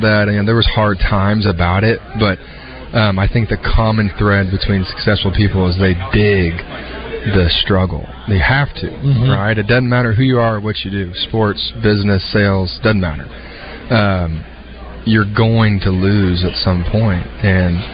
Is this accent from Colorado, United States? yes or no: no; Texas, United States; I'm a first-generation Texan